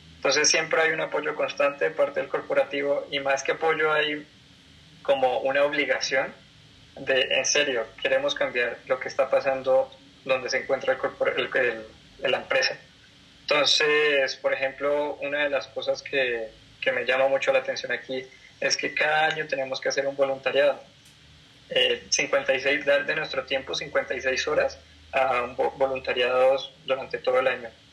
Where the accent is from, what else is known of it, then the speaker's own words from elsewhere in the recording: Colombia; moved away as an adult; now in Mexico; yo soy colombiano, eh, radico aquí en México hace más o menos dos años y medio